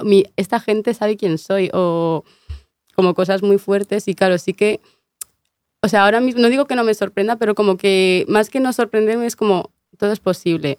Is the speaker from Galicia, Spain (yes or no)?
yes; Vigo, Galicia, Spain; also born or lived in Canary Islands; yo soy medio gallega, pues me crié en, tú sabes, Vigo